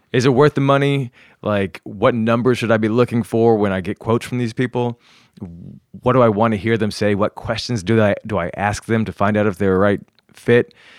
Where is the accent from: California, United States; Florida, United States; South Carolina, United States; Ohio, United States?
South Carolina, United States; also born or lived in New York, United States; now in Los Angeles, United States; I grew up mainly in South Carolina, some in North Carolina.